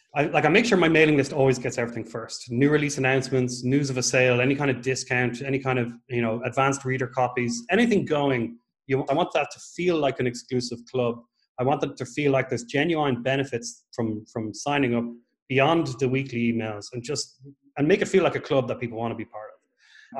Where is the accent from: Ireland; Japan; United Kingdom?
Ireland; moved away as an adult; also born or lived in Dublin, Ireland; now in Portugal; I'm an Irish writer. I'm actually living in Portugal now. I moved over from Dublin last October